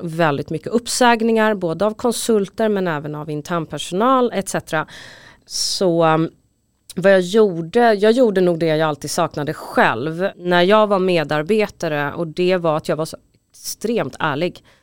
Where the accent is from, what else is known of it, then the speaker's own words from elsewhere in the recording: Stockholm, Stockholm County, Sweden; also born or lived in Huddinge; jag är uppvuxen på båda platserna, för mina föräldrar skilde sig när jag var ganska ung och pappa bodde i Husby och mamma bodde i Huddinge.